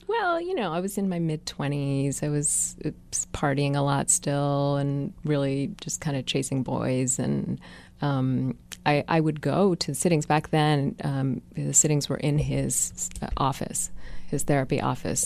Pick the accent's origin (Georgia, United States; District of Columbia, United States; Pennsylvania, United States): District of Columbia, United States; Washington; accent: California white girl; also born or lived in Africa / Ethiopia / Eritrea; we grew up in Washington, D C